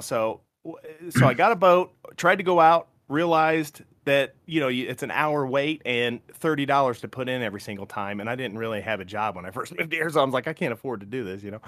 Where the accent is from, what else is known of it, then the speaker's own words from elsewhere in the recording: Morton, Illinois, United States; now in Indiana, United States; there was a pond down the street from my house called Birchwood Park Pond in Morton, Illinois, small town